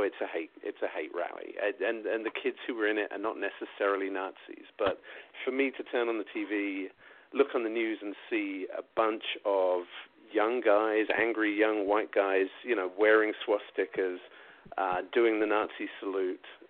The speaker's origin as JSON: {"language": "English", "region": "South East England", "country": "United Kingdom", "tie": "born or raised there", "moved": "yes", "said": "growing up in England, especially where I lived in Southeast England"}